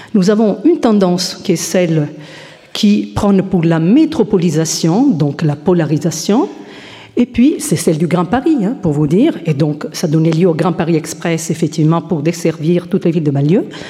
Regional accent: Italy; je suis italienne

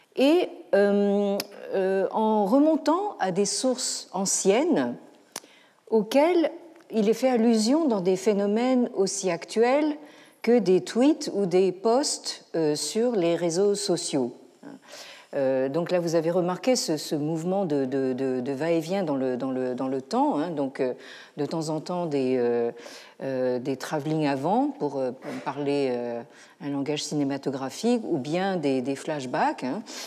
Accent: France; chez nous, en France

